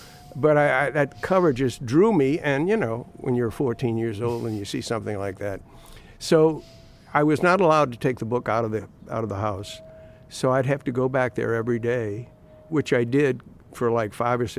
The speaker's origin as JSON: {"language": "English", "town": "New Orleans", "region": "Louisiana", "country": "United States", "tie": "born or raised there", "said": "I grew up in New Orleans."}